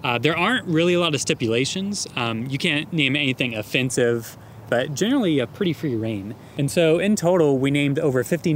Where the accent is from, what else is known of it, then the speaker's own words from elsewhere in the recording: Ohio, United States; I was growing up in Ohio